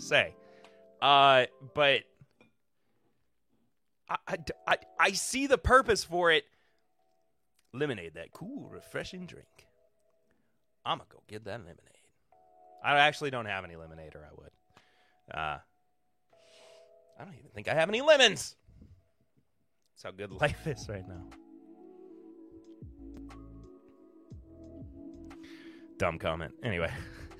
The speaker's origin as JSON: {"language": "English", "region": "the South", "country": "United States", "lives_now": "Savannah, United States", "said": "I'm from the South. I'm a Southern boy."}